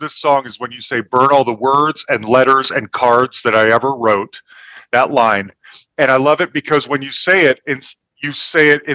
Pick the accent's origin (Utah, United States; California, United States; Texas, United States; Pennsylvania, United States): Utah, United States; Salt Lake City; now in Denver, United States; I'm from Salt Lake City and I live in Denver